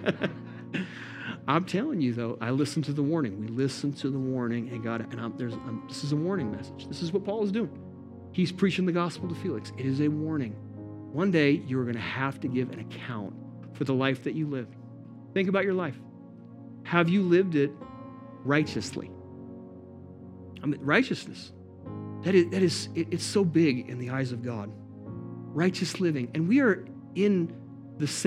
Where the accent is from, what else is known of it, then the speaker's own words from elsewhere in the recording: Montana, United States; we're from Montana